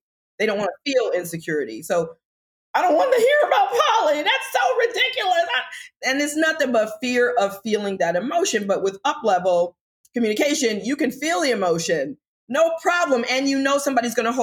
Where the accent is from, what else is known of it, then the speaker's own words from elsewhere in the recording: United States; also born or lived in Washington, D.C. / North Carolina; I'm African American